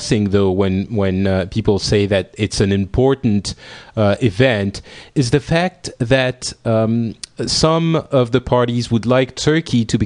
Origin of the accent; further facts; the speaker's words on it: France; our country